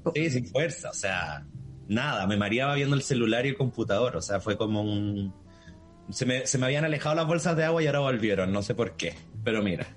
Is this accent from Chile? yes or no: yes; Chile; moved away as an adult; como buena chilena